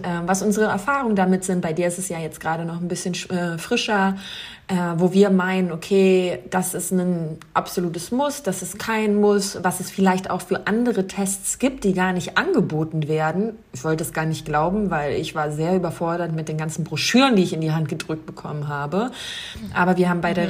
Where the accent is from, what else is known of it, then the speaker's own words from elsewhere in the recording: Wolfsburg, Lower Saxony, Germany; moved away; Da rufe ich doch noch meine Heimat an.